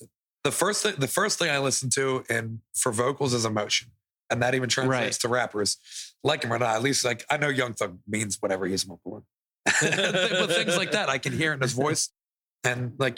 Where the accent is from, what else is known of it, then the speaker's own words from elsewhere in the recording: Massachusetts, United States; moved away; we're both from Massachusetts